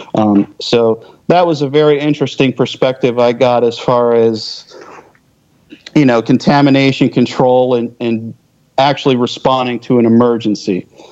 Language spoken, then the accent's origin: English; just outside of Philadelphia, Pennsylvania, United States; moved away; I grew up just outside of Philly, so I mean, that's that's kind of my old stomping ground.